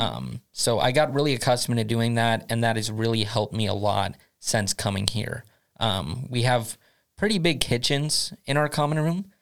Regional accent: United States; moved away as an adult; now in Sweden; I come from the United States originally

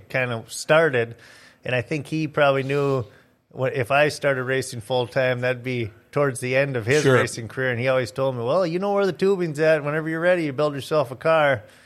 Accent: Bemidji, Minnesota, United States; moved away as an adult; also born or lived in Alexandria, Minnesota; now in East Grand Forks, United States; I grew up in Bemidji.

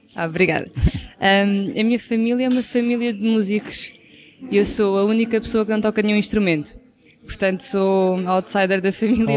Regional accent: Caldas da Rainha, Centro, Portugal; also born or lived in Lisbon; eu sou das Caldas da Rainha e estudei em Lisboa

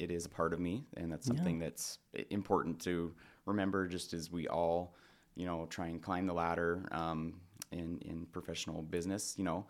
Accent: Spokane, Washington, United States; I did. Yep. Born and raised in the Valley.

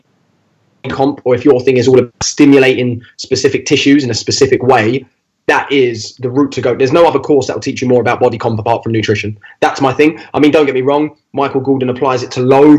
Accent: London, United Kingdom; I'm not from Bow, mate. I'm Limehouse

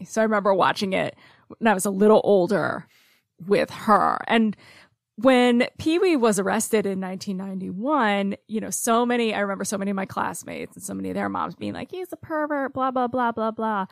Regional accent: Cobleskill, New York, United States; also born or lived in Oklahoma; now in Oneonta, United States; my hometown of Cobleskill

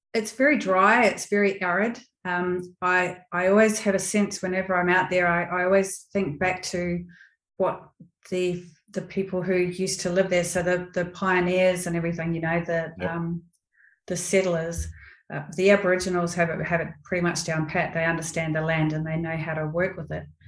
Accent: New Zealand; now in Australia; I'm a Kiwi.

